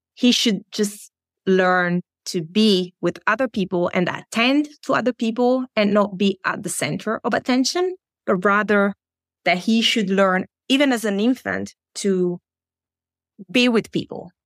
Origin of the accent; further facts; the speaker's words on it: Italy; moved away as an adult; now in Germany; in Germany where I live now or in Italy, my home country.